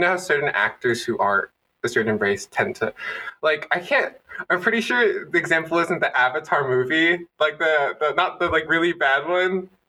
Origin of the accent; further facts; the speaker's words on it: United States; maybe just being an American